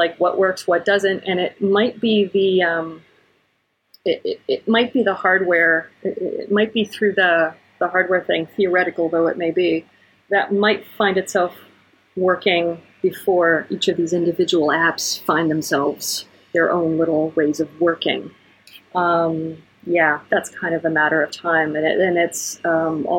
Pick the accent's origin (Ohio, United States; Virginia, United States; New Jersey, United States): Ohio, United States; moved away; When I go back home to where I grew up in Ohio